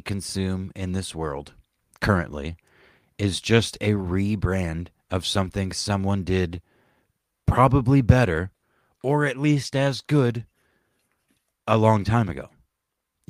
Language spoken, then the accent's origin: English; the South, United States; growing up in the South